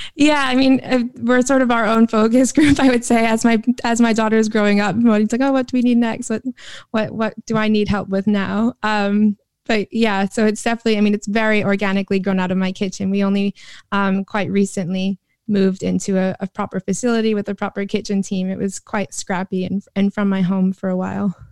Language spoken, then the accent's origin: English; New York, United States; moved away as an adult; now in London, United Kingdom; I was sort of born and bred in New York